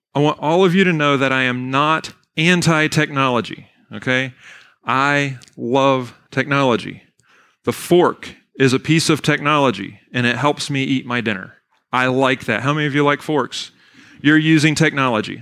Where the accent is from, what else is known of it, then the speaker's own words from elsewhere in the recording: Weyers Cave, Virginia, United States; also born or lived in Bari, Italy; I was born and raised in Weir's Cave, Virginia, went to Fort Defiance High School